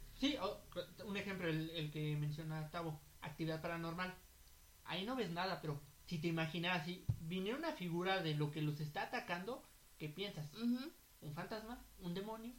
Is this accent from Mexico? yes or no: yes; Mexico; Nosotros que somos mexicanos